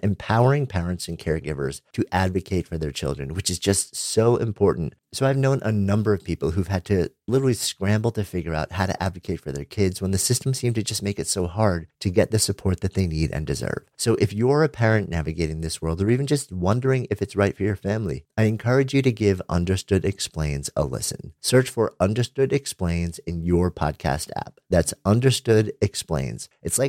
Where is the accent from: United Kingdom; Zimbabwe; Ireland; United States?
Ireland; but with growing up in Ireland also